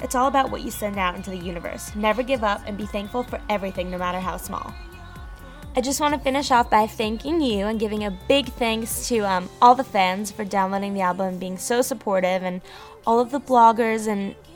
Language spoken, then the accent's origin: English; New York City, New York, United States; now in Los Angeles, United States; I'm a pop recording artist and songwriter based out of LA, but I'm originally from New York City